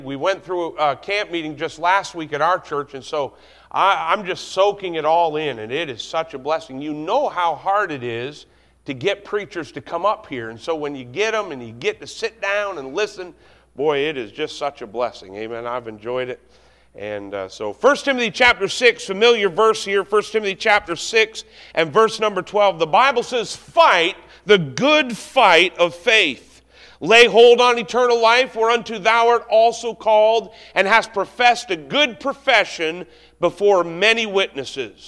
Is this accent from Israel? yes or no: no; Canada; I'm Canadian